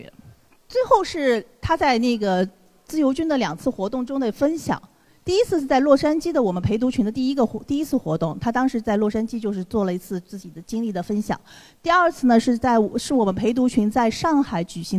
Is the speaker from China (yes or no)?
yes; China; 美我们中国人毕竟在美国属于一个少数主义